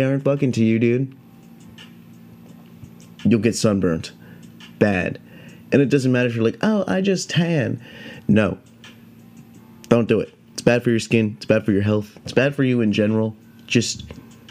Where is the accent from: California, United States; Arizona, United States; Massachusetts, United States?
California, United States; Yosemite National Park here in my home state of California